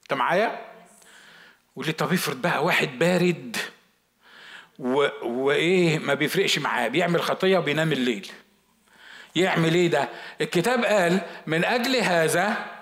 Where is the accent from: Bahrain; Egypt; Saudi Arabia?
Egypt; عندنا في مصر